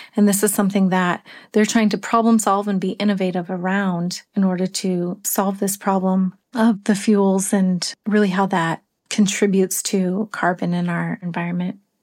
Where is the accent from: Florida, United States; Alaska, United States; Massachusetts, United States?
Alaska, United States; Yakutat; Growing up in Yakutat